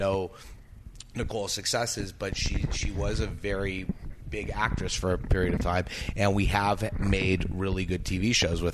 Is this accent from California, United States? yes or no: yes; Beverly Hills, California, United States; I grew up in Beverly Hills, California